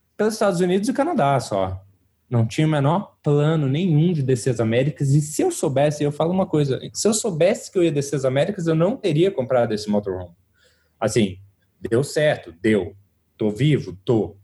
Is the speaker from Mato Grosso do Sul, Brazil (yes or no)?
no; Rio de Janeiro, Brazil; moved away as an adult; also born or lived in São Paulo; eu sou carioca, me mudei para São Paulo com 18 anos de idade